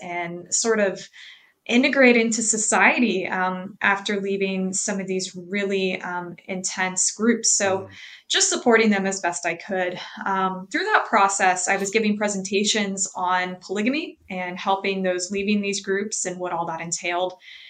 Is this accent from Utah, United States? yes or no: yes; Utah, United States; moved away as an adult; now in Portland, United States; I was working in my home state of Utah, in the Salt Lake City Valley.